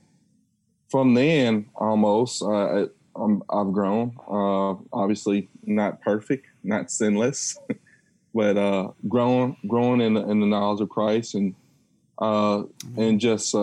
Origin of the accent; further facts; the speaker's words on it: Lexington, Kentucky, United States; I'm originally from Lexington, born and raised in Lexington, graduate of Eastern Kentucky in 2006